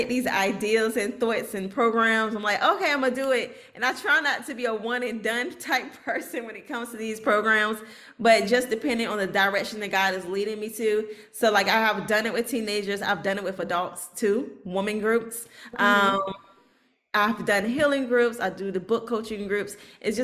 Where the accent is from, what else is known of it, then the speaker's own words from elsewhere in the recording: Norfolk, Virginia, United States; I'm from Norfolk, so we have a really high military population